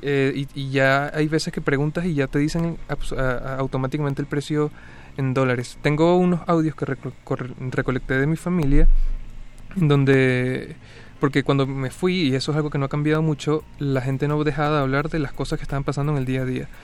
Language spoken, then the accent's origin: Spanish; Caracas, Capital District, Venezuela; moved away as an adult; now in Mexico; Caracas es la ciudad donde nací, es la ciudad donde he vivido como la mayoría del tiempo